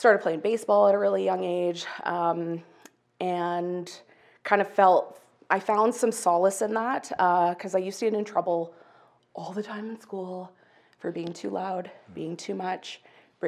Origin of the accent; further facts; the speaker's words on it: Calgary, Alberta, Canada; I was born and raised in Calgary